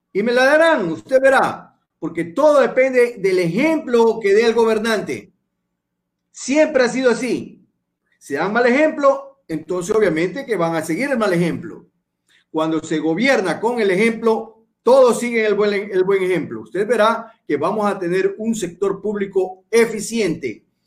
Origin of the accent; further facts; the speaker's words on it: Guayaquil, Guayas, Ecuador; yo soy nacido en Guayaquil. Eso quiero, quiero que quede bien claro, yo soy guayaquileño. No soy chimboracense